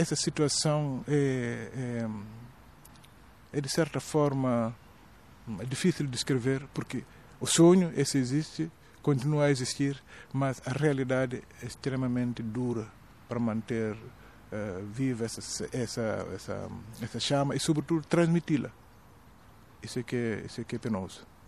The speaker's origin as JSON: {"language": "Portuguese", "region": "southern Guinea-Bissau", "country": "Guinea-Bissau", "said": "era sobretudo duro no sul, de onde eu venho"}